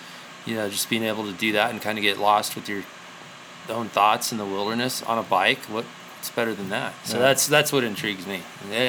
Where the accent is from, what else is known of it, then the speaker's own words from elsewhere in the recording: Colorado, United States; I grew up in Colorado, and my family was always outdoorsy and active